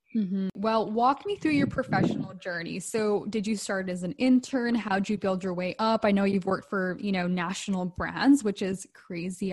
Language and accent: English; Vancouver, British Columbia, Canada; also born or lived in Calgary; I'm from Vancouver, BC